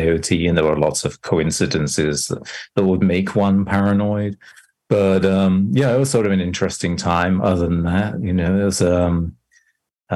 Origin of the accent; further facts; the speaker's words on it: England, United Kingdom; moved away as an adult; now in New York, United States; I grew up in England, but I've lived in New York and USA for most of the last 25 years